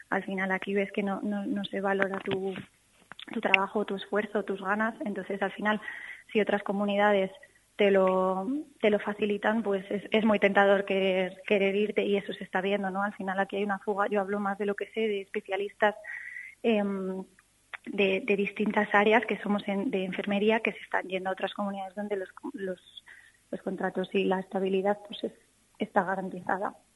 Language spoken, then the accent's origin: Spanish; Castile and León, Spain; moved away as an adult; also born or lived in Mallorca; yo me he vuelto a mi tierra porque yo quiero ofrecer eh, mis cuidados pues a la gente de aquí